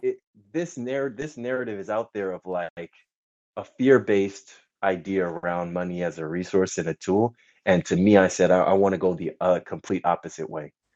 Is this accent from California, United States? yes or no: yes; California, United States; also born or lived in France / Germany / Poland; I was born here along with my two younger brothers um, and grew up out here in California